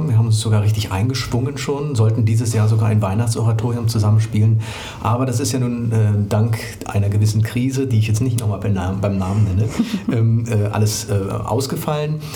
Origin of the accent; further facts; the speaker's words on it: East Germany, Germany; ein bisschen in unserem Fall sich beschäftigt damit, äh, wie wir aufgewachsen sind in der DDR